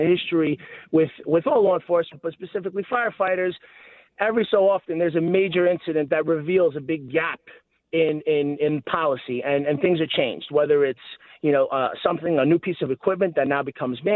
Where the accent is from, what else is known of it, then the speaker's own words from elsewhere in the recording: New York City, New York, United States; I grew up in Staten Island. I live in Staten Island